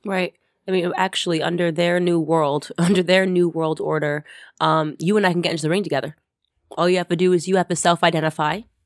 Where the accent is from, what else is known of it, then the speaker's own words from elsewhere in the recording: Stamford, Connecticut, United States; also born or lived in New York City; little Stamford, Connecticut, where I grew up